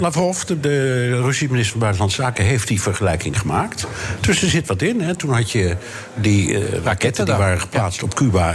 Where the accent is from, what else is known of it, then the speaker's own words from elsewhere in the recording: Amsterdam, North Holland, Netherlands; also born or lived in New York; En ik ben een ras-echte Amsterdammer. Ik ben hier geboren en getogen.